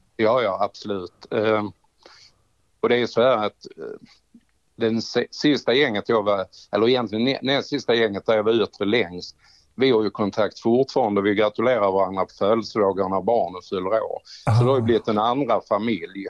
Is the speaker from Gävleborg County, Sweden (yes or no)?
no; Trelleborg, Skåne, Sweden; Hemma i Trelleborg.